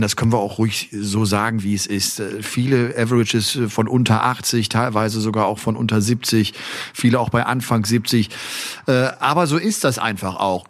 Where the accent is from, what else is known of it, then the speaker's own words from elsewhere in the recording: Rhineland, Germany; im Rheinland, in meiner Heimat